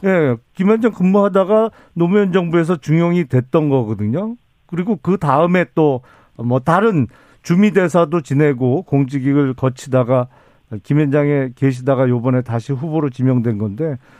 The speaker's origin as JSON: {"language": "Korean", "town": "Suwon", "region": "Gyeonggi Province", "country": "South Korea", "tie": "born or raised there", "said": "제 고향 수원에서 제가 개업을 했죠"}